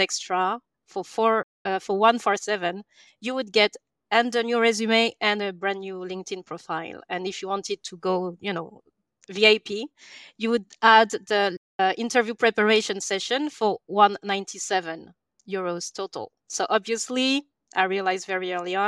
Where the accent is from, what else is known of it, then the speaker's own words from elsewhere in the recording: France; English is a second language; moved away as an adult; also born or lived in England; I'm from France, as you can probably hear